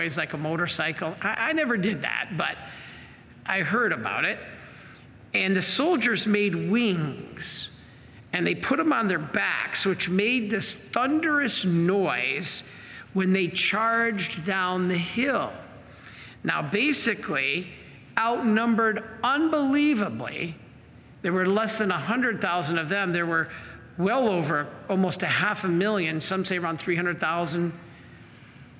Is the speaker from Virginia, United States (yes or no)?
no; Michigan, United States; when I was growing up in Michigan